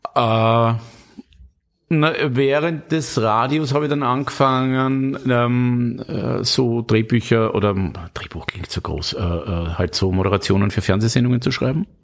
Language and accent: German; Styria, Austria; ich bin aus der Steiermark